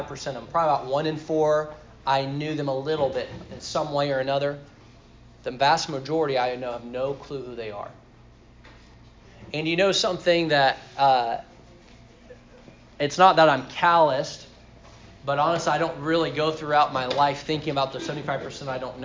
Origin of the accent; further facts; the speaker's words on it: Sri Lanka; When I grew up in Sri Lanka, there were two Filipino families that were missionaries there.